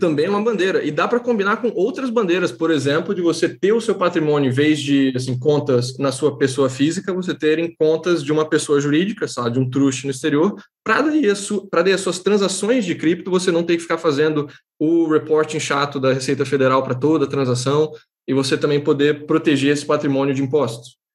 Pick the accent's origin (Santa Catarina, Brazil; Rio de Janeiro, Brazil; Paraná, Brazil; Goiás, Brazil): Santa Catarina, Brazil; eu sou catarinense